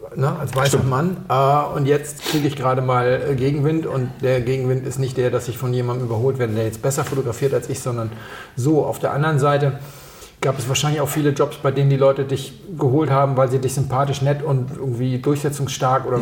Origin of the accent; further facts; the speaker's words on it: Hamburg, Germany; moved away; an meine Heimatstadt erinnert. In Hamburg